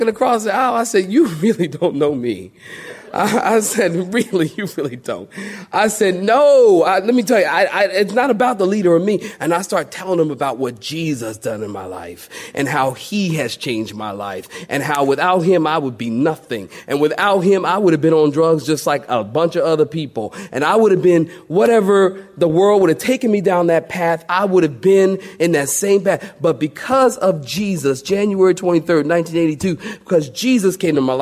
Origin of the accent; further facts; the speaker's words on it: Philadelphia, Pennsylvania, United States; I'm from Philadelphia